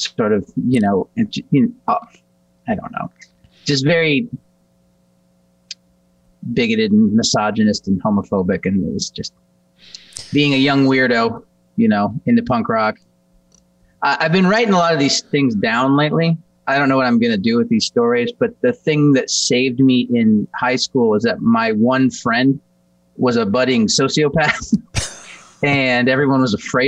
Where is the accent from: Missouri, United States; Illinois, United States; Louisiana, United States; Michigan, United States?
Missouri, United States; Kansas City; I grew up in Kansas City, Missouri. I was born at St. Luke's